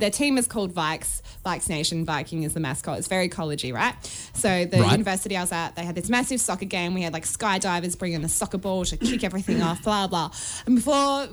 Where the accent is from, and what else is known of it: Australia